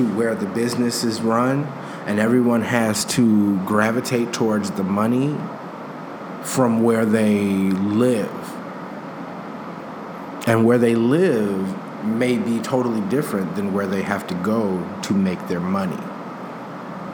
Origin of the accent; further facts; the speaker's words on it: Chicago, Illinois, United States; being a Chicagoan